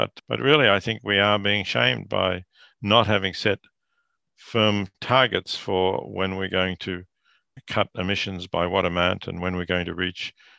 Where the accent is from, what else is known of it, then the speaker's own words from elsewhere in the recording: Australia; Yes, I teach at Princeton, but I am Australian. I have family in Australia, children and grandchildren.